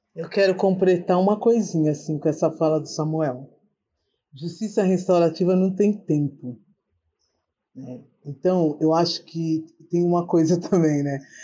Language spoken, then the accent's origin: Portuguese; São Paulo, Brazil; moved away as an adult; now in Espírito Santo, Brazil; eu estou morando no Espírito Santo, no meio do mato, né? mas sou da zona norte de São Paulo, da Brasilândia